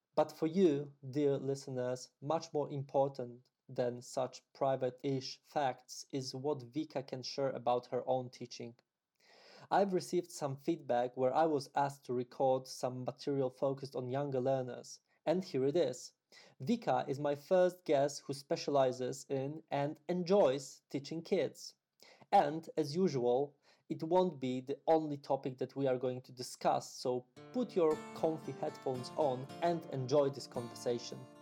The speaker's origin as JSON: {"language": "English", "country": "Poland", "first_language": "Polish", "second_language": "English", "said": "my native language, Polish."}